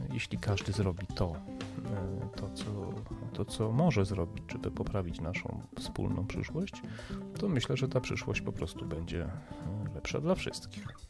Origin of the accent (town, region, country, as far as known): Poland